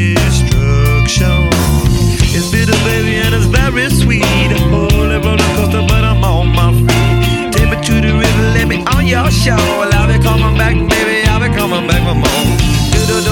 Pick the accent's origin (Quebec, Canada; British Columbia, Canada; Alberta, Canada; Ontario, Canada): Alberta, Canada; I would give Live at Calgary, based on the fact that it's performed in my home country, the home of the moose.